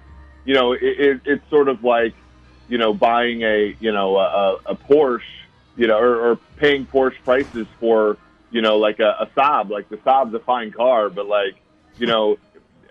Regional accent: Minnesota, United States; I grew up in Minnesota

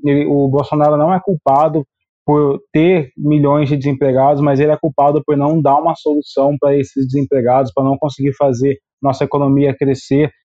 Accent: interior of São Paulo, Brazil; eu sou aqui do interior de São Paulo

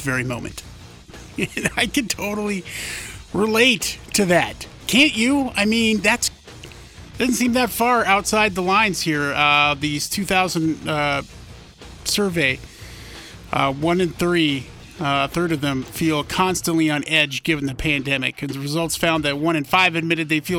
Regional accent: Montana, United States; I grew up in Montana

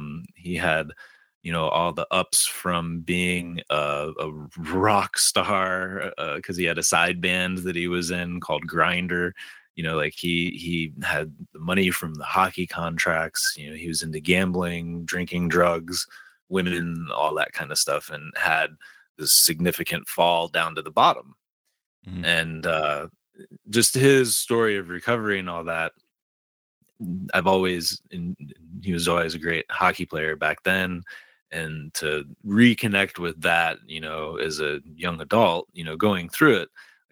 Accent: Detroit, Michigan, United States; The story I have is I'm originally from Detroit and a huge Detroit Red Wings fan

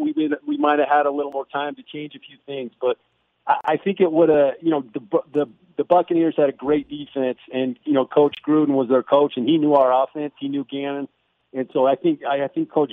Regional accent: St. George, Utah, United States; I'm from St. George, Utah, and we moved back

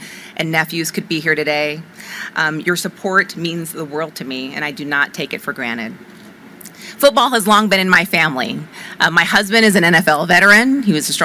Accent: Las Vegas, Nevada, United States; I was raised in Las Vegas

